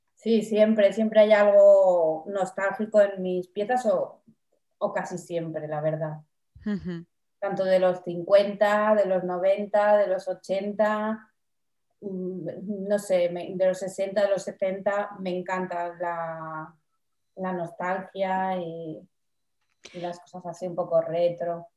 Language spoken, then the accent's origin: Spanish; Palma, Balearic Islands, Spain; moved away as an adult; also born or lived in Barcelona; ahora desde hace tres años he vuelto a mi ciudad natal a vivir